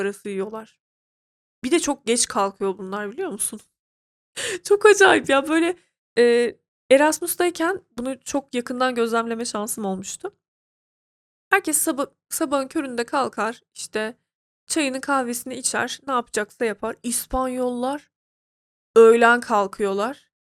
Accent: Turkey; now in Ankara, Turkey; Ben Türk'üm. Türk kültüründe yetişmişim.

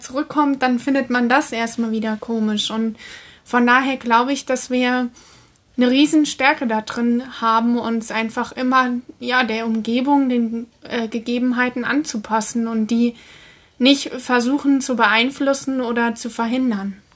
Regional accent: Germany; gerade als Deutscher

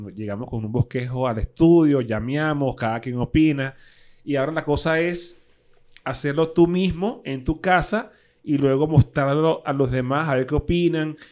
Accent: Caracas, Capital District, Venezuela; soy de Caricuado, con mucho así orgullo

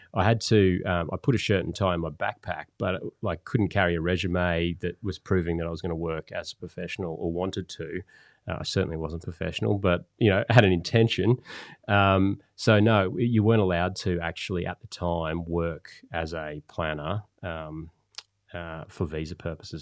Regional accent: Gold Coast, Queensland, Australia; growing up on the Gold Coast

